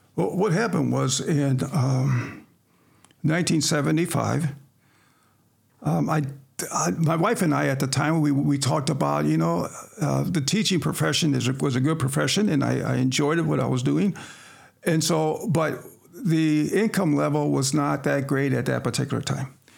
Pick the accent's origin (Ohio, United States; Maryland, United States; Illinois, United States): Illinois, United States; Sterling; also born or lived in Quincy, Illinois; I was born and raised here in Sterling